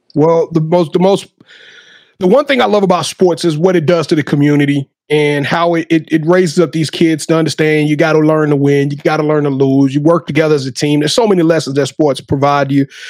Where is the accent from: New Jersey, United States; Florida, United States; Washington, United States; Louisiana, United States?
Louisiana, United States; moved away; my home state